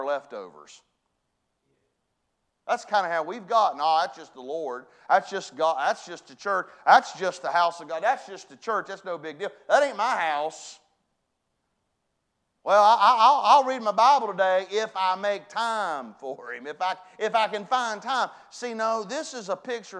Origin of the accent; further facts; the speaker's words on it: West Virginia, United States; I was brought up in West Virginia